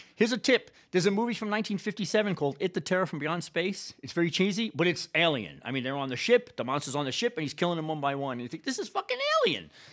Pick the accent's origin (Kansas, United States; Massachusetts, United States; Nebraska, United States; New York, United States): New York, United States; New York City; I'm from about ten blocks north of Yankee Stadium. I'm the real deal. I was born in the South Bronx during the shitty years of the seventies.